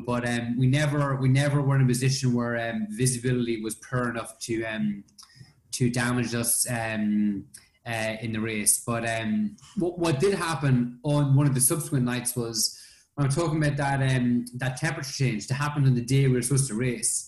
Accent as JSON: {"language": "English", "country": "Ireland", "said": "me being Irish"}